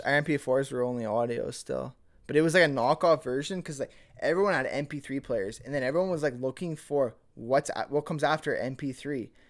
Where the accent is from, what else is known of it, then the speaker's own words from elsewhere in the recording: Millet, Alberta, Canada; growing up in Millet